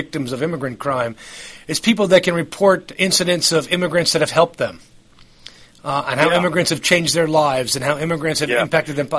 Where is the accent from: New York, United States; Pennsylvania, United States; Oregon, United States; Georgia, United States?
New York, United States; I'm actually from New York, and I grew up in the New York of the 1960s and 1970s